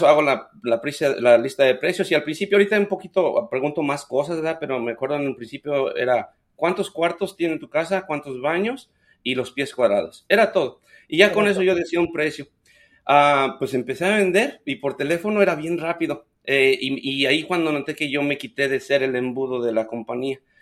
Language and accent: Spanish; Ucareo, Michoacán, Mexico; moved away as an adult; now in United States; soy originario de Michoacán. El pueblo se llama Ucareo.